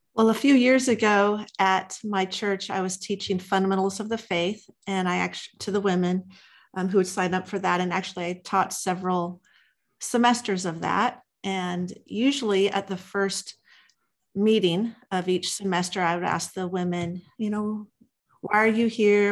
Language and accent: English; Los Angeles, California, United States; moved away as an adult; now in Texas, United States; I'm originally born and raised in Los Angeles, California